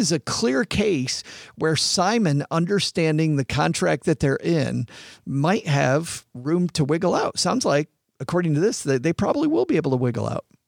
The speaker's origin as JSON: {"language": "English", "region": "West Michigan", "country": "United States", "tie": "born or raised there", "said": "I grew up in West Michigan, which is farm country"}